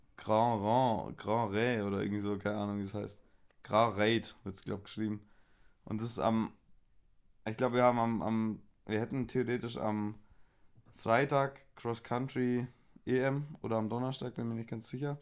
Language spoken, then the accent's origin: German; Swabia, Baden-Württemberg, Germany; accent: Swabian; ich schwebel ja auch und, ja. und, und rede so meinen Dialekt